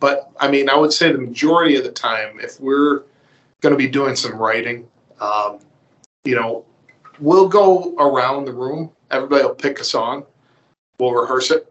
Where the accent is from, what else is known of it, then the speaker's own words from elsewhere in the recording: Eden, New York, United States; I grew up in Eden, New York